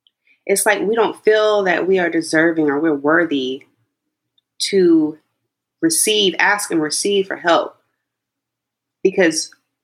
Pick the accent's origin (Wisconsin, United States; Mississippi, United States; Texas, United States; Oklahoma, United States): Texas, United States; born there; So my mom, I was born in Texas, but my family's from South Carolina. And my dad was in the Air Force, which is why they had to move.